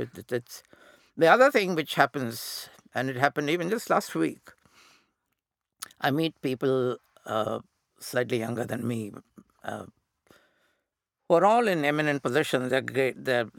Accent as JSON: {"language": "English", "country": "India", "accent": "Indian", "said": "So I deliberately to Indianize my accent, which stuck."}